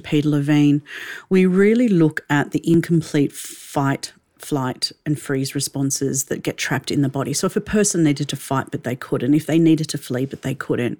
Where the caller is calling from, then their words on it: Melbourne, Victoria, Australia; calling in from Melbourne in Australia